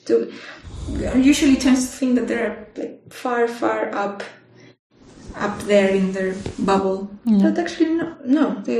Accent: La Serena, Coquimbo, Chile; now in Bonn, Germany; So I'm from Chile. I did my undergraduate in my hometown in La Serena, which is a town known for astronomy, for TAS observatories.

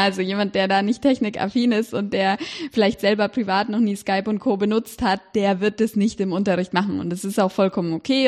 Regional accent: Erlangen, Bavaria, Germany; moved away as an adult; also born or lived in Cambridge, United Kingdom; ich bin in Erlangen aufgewachsen

